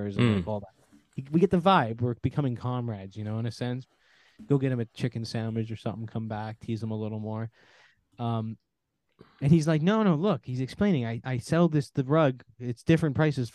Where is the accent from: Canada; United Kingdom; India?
Canada; here where I grew up in Canada, it's very hustle and bustle